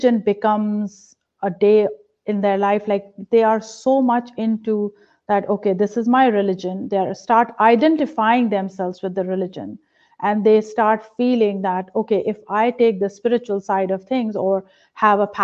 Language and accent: English; India; now in Pennsylvania, United States; I was a very religious person growing up in a religious household in India